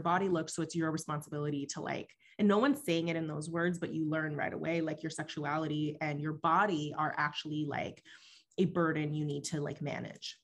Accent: West Coast, United States; English is a second language; growing up on the West Coast

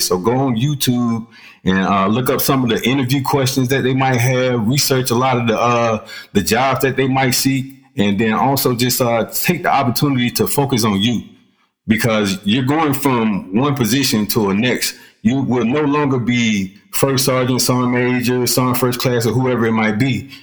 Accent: Columbus, Georgia, United States; now in Clarksville, United States; I'm originally from Columbus, Georgia, but currently I reside in uh, Clarksville, Tennessee.

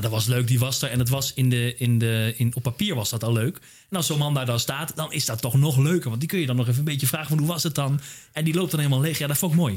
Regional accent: Randstad, Netherlands; Ik kom uit, uh, weet je, ik kom uit de Randstad.

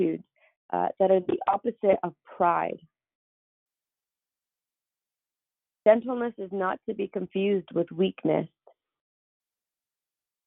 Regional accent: San Jose, California, United States; I grew up on the east side. I'm from San Jose, and if you're from the area, you know I grew up on McLaughlin Avenue

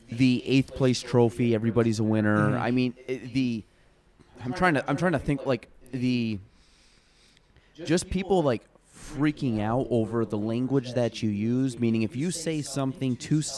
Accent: Chazy, New York, United States; I'm from Chazy, so, like, the chicken farm

